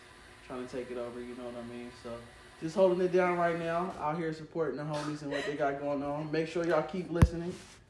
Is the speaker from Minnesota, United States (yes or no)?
no; California, United States; moved away as an adult; now in Las Vegas, United States; I'm originally from Cali. I've been out here in Vegas for a few years